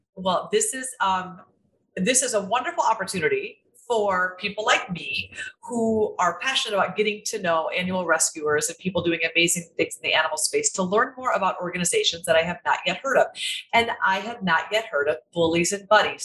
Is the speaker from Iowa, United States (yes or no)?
yes; Iowa, United States; moved away; I'm from Iowa.